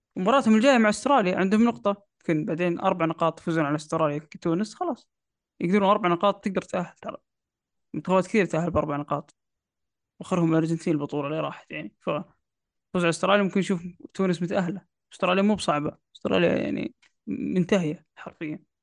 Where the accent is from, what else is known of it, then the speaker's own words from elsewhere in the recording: Saudi Arabia; عندنا في السعودية